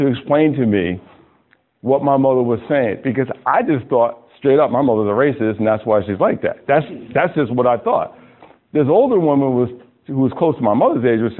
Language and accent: English; Westchester County, Hudson Valley, New York, United States; also born or lived in Ossining, New York; I grew up in Westchester County, the Hudson Valley, about maybe 40 minutes from Manhattan, real pretty area.